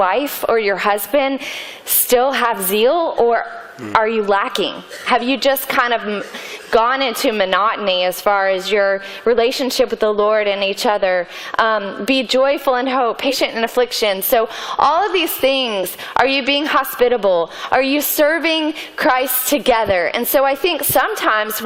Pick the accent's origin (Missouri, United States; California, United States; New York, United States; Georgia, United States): Georgia, United States; Atlanta; I grew up in Atlanta